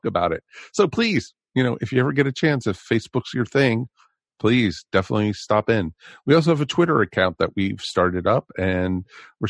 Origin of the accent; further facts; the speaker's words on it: Levittown, Pennsylvania, United States; I grew up in Levittown